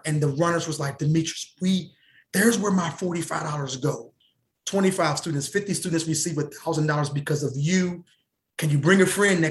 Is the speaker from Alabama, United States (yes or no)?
no; Cincinnati, Ohio, United States; my hometown, Cincinnati, Ohio